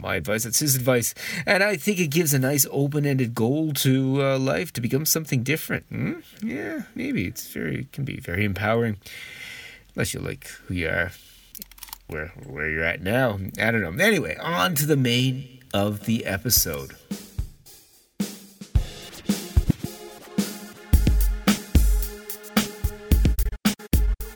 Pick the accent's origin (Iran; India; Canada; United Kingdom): Canada; now in Japan; I really miss snow as a Canadian.